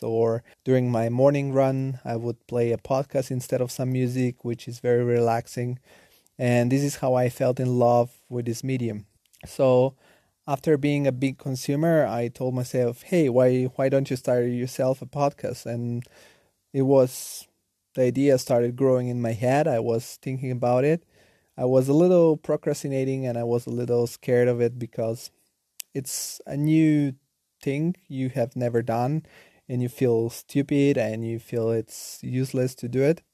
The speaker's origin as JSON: {"language": "English", "town": "Nettuno", "region": "Lazio", "country": "Italy", "tie": "born or raised there", "also_born_or_lived": "Bulgaria / Rome", "second_language": "English", "moved": "yes", "lives_now": "Germany", "said": "I was born in Bulgaria, and at the age of seven, I moved together with my family to a small town southern of Rome called Nettuno. And there was where I grew up."}